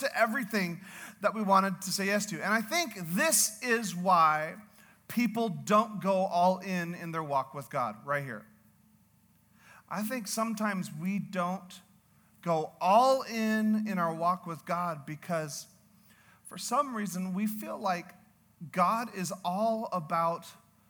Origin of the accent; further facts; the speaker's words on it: Canada; I'm Canadian